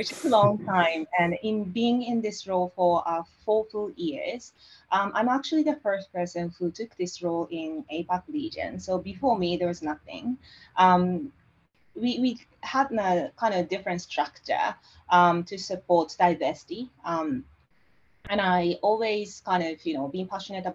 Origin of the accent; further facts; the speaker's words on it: rural western Japan, Japan; first language Japanese; English is a second language; moved away as an adult; now in Sydney, Australia; I'm Japanese. I'm born and raised in Japan, coming from the rural area of like western part of Japan